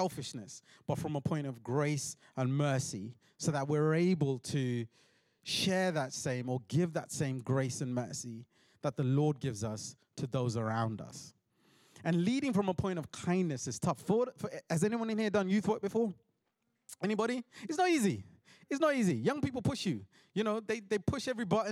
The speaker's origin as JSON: {"language": "English", "region": "London", "country": "United Kingdom", "said": "I'm from South London"}